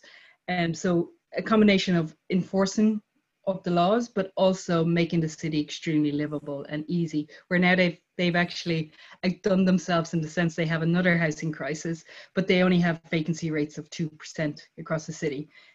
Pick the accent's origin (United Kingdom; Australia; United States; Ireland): Ireland; Dublin, Leinster; moved away as an adult; I'm from Dublin, I mean, outside of Dublin City, but I spent a lot of time in Dublin City as a child.